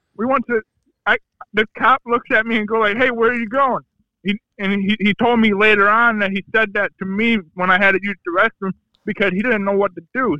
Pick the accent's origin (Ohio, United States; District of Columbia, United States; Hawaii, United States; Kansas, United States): Ohio, United States; I'm from Ohio